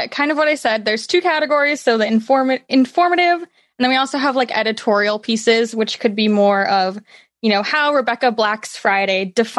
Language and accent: English; Canada; I'm Canadian, which I mean, obviously.